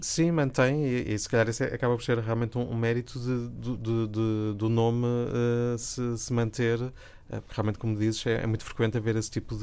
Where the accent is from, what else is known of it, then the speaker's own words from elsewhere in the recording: Braga, Norte, Portugal; eu sou, sou de Braga